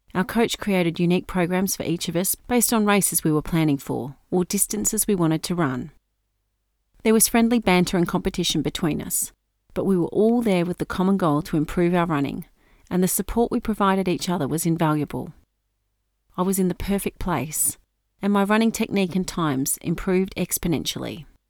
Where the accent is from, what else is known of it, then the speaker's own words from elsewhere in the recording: Norfolk Island; Growing up on Norfolk Island, we all spent a lot of time in the water